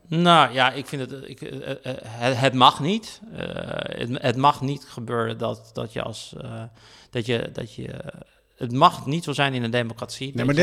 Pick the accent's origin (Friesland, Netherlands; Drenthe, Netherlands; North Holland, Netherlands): Friesland, Netherlands; Heerenveen; now in Brussels, Belgium; in de omgeving waar ik ben opgegroeid, in de Volkswijkje in Heerenveen.